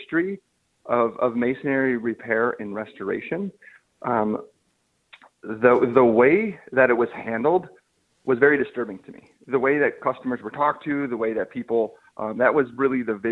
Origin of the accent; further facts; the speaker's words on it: Southeast Michigan, United States; I was born and raised here in Southeast Michigan.